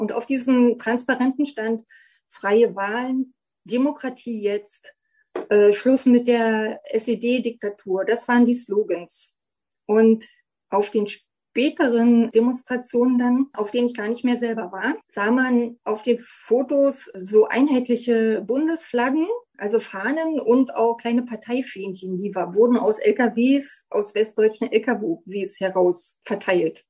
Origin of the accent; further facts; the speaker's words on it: Berlin, Germany; Ich bin 1969 in Ostberlin geboren worden.